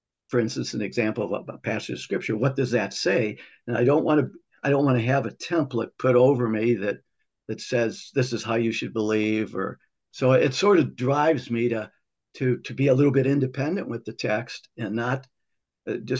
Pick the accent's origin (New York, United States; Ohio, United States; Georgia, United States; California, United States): Ohio, United States; Toledo; born or raised there